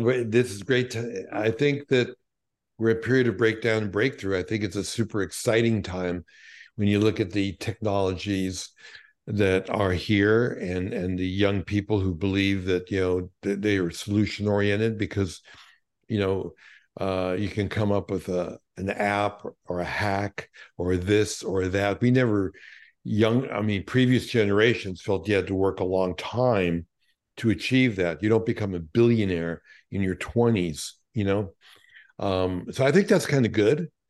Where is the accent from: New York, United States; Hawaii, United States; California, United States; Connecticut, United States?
New York, United States; New York City; growing up in Brooklyn, given my parents were Holocaust survivors